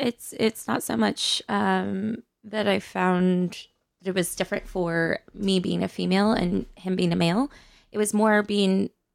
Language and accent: English; Southern California, United States; moved away as an adult; now in New York City, United States; I moved here from Southern California about 4.5 years ago.